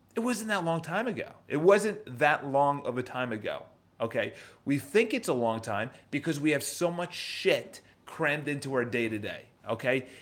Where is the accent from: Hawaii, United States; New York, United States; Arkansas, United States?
New York, United States; accent: New York; that's my New York accent